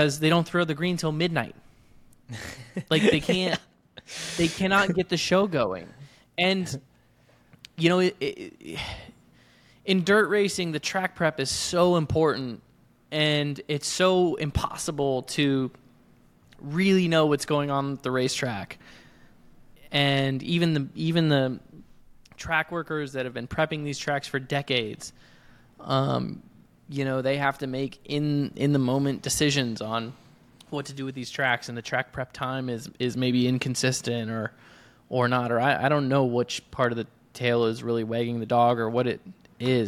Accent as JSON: {"language": "English", "region": "Iowa", "country": "United States", "tie": "born or raised there", "said": "my home state of Iowa"}